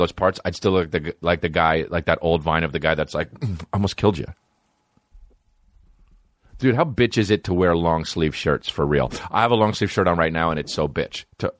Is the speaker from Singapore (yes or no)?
no; Canada; As a Canadian, but Edmonton, it might as well be fucking America.